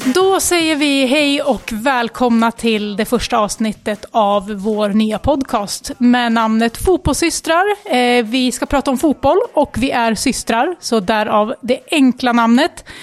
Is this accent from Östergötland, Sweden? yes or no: no; Västerås, Västmanland, Sweden; vi är ju Västerås-tjejer båda två. Eh, födda och uppvuxna här, bor i Västerås